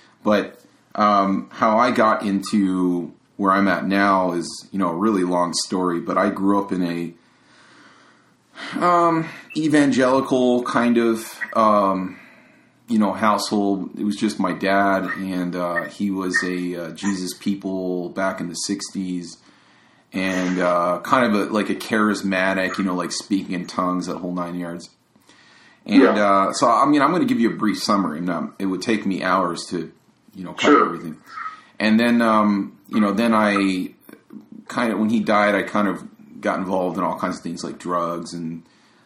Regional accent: East Coast, United States; moved away; I'm actually originally from the East Coast

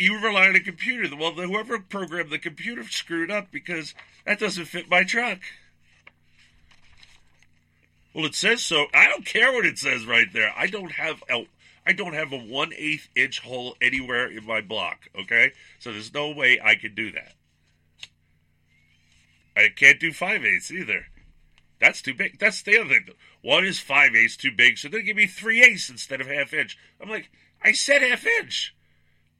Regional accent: Long Island, New York, United States; moved away; I grew up in Long Island, New York

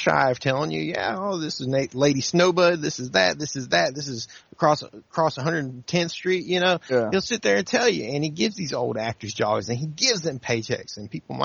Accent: Mississippi Delta, United States; now in North Carolina, United States; I'm from real Mississippi

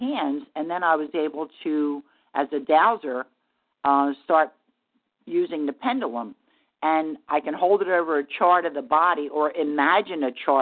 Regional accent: New Jersey, United States; also born or lived in Asheville, North Carolina; now in Virginia Beach, United States; I live in Virginia Beach, Virginia. I'm originally from South Jersey

